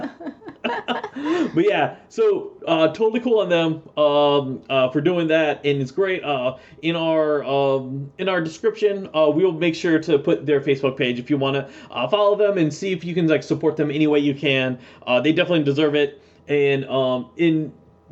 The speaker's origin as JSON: {"language": "English", "region": "East Coast", "country": "United States", "tie": "born or raised there", "said": "I grew up in the East Coast"}